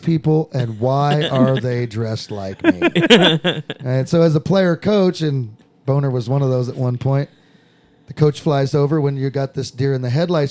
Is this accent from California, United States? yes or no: yes; Southern California, United States; moved away; I'm from Southern California